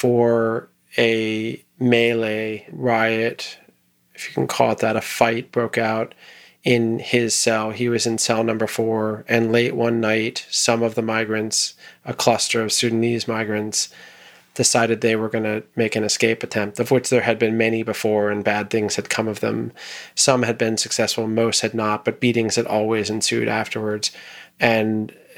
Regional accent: United States

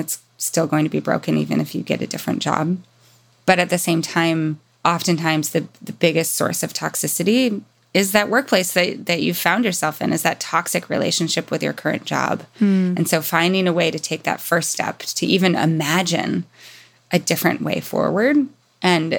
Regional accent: Mountain West, United States; growing up in the Mountain West

